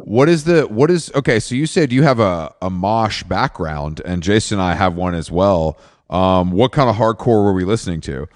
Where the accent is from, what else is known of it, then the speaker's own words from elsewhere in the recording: Atlanta, Georgia, United States; I grew up in Atlanta